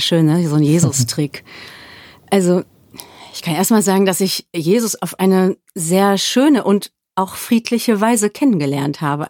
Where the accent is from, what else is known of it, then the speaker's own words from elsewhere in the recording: Germany; also born or lived in South Africa; ich war als Deutsche